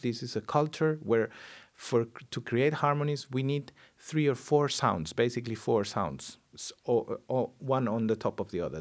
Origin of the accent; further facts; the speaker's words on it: Spain; English is a second language; in my home country, which has still huge deficits in uh, in talking other languages than our own